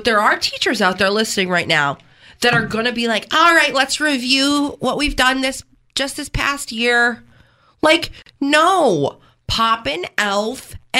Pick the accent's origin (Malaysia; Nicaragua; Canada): Canada; I said, as a Canadian, I think the world gives us too much praise for the invention of poutine.